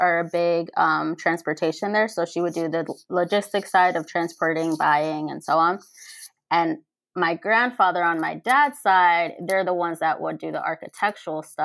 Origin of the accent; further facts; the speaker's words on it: Pennsylvania, United States; also born or lived in Mexico; I was raised in Pennsylvania. I was brought to the United States when I was 6 months old